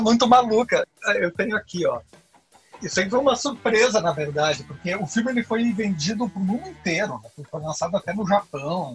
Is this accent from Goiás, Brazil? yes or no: no; Encantado, Rio Grande do Sul, Brazil; na cidade do, do, interior onde eu nasci, hum. na cidade de Encantado, no, no interior do Rio Grande do Sul. Então eu sempre fui criado frequentando